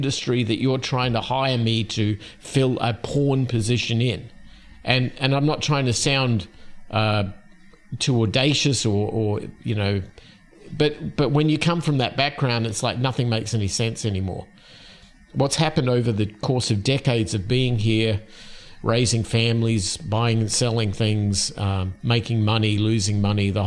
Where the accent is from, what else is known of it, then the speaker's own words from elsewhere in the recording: Australia; moved away as an adult; now in Phoenix, United States; Where I grew up in Australia